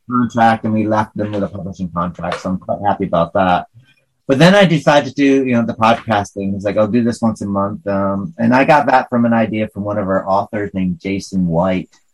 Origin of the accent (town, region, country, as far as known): northern New York, United States; accent: hick; northern New York